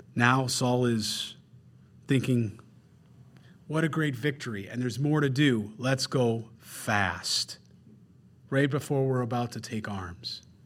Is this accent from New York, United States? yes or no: yes; Rochester, New York, United States; I grew up very simple in Rochester, New York